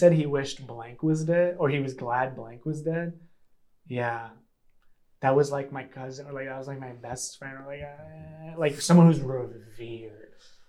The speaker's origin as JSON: {"language": "English", "region": "New York", "country": "United States", "tie": "born or raised there", "said": "Like I grew up on the streets of New York too at a different time"}